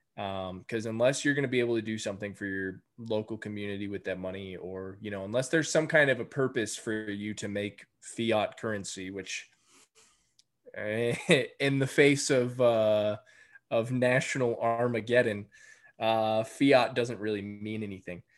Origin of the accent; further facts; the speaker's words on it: between San Antonio and Austin, Texas, United States; moved away as an adult; I just moved back to Texas in March. Um, I grew up here. I moved back to my hometown